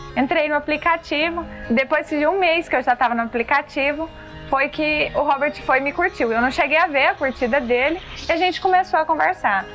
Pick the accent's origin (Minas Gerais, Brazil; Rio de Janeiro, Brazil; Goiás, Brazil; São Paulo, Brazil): Goiás, Brazil; Pires do Rio; eu sou de Pires do Rio, Goiás